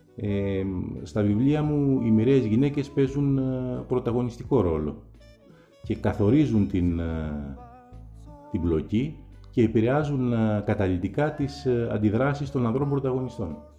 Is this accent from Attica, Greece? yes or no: yes; Athens, Attica, Greece; είναι και η πόλη μου η Αθήνα που τη γνωρίζω πολύ καλά